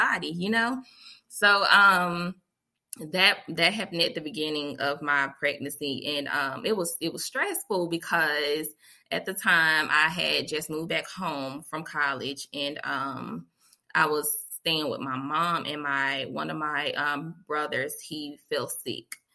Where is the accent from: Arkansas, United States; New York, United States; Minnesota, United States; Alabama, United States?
Alabama, United States; Montgomery; I am from Montgomery, Alabama, born and raised